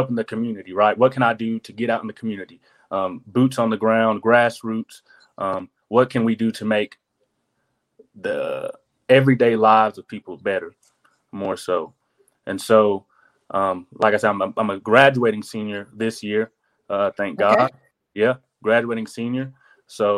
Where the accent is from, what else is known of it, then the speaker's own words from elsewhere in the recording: Tunnel Hill, Georgia, United States; moved away as an adult; also born or lived in Dalton, Georgia; now in Atlanta, United States; I really grew up outside of Dalton in Tunnel Hill